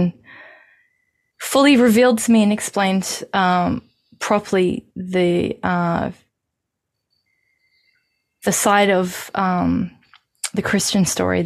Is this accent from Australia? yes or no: yes; Australia